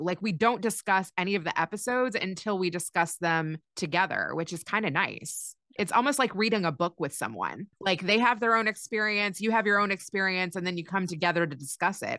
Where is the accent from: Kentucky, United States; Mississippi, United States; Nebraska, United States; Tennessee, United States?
Kentucky, United States; moved away as an adult; also born or lived in Chicago; I grew up in Kentucky